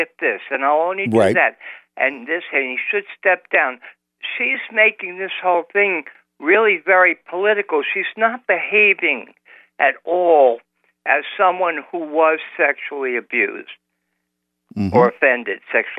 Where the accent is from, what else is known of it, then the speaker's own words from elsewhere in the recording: United States; as an American.